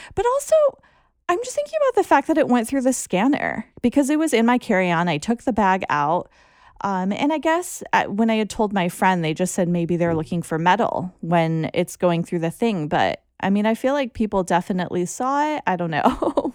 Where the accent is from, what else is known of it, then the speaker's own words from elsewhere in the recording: United States; as an American